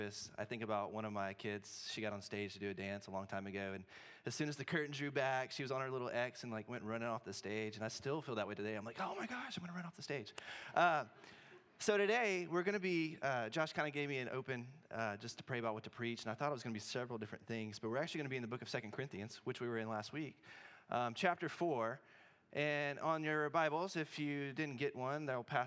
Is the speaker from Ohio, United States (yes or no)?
no; Memphis, Tennessee, United States; moved away as an adult; also born or lived in Cookeville, Tennessee; now in Corvallis, United States; I grew up in Memphis, Tennessee.